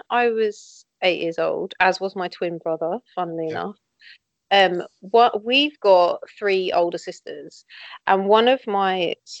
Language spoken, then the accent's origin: English; London, United Kingdom; So I'm from South East London. I'm nowhere near Tottenham in London. I mean, I'm closer to Tottenham than you.